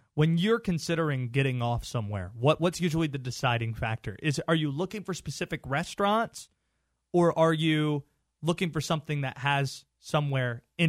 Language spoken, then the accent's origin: English; Baltimore, Maryland, United States; now in North Carolina, United States; I was born in Baltimore.